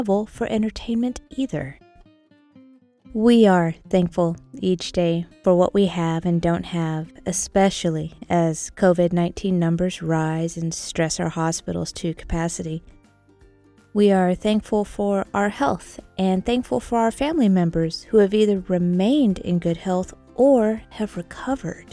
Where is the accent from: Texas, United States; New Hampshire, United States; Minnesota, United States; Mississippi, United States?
Texas, United States; we're from Texas